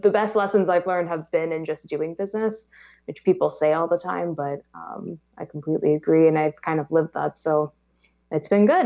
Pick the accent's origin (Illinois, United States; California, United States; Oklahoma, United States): California, United States; Los Angeles; I am born and raised in Los Angeles. Um, been here my whole life